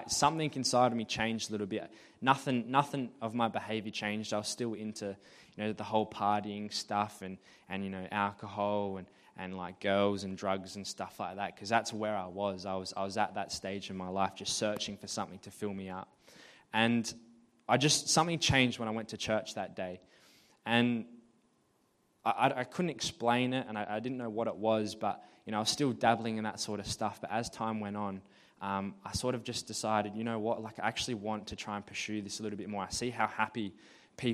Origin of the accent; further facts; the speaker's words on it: Murray Bridge, South Australia, Australia; also born or lived in Alice Springs, Northern Territory; I grew up in Alice Springs, and when I was 4 years old, I moved to Murray Bridge